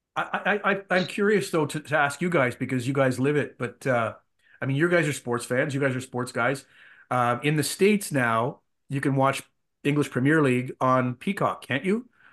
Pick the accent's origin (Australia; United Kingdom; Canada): Canada; Ottawa, Ontario; I grew up in Ottawa. I grew up a, an Ottawa Rough Riders fan.